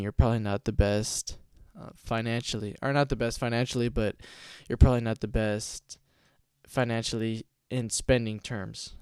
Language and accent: English; Stockton, California, United States; now in Lodi, United States; I was born and raised in Stockton, California